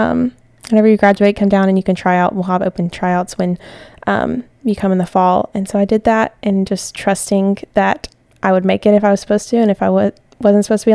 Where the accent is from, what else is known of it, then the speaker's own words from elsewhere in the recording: Tennessee, United States; moved away as an adult; now in Pensacola, United States; I came down here from Tennessee